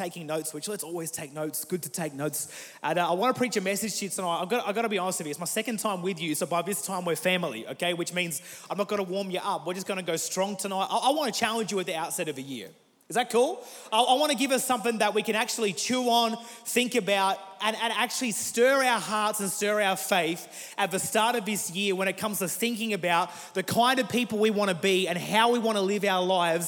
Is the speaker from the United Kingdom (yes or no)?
no; Murray Bridge, South Australia, Australia; now in Adelaide, Australia; I grew up in South Australia for all my life, grew up in a place called Murray Bridge, moved to Adelaide 5 years ago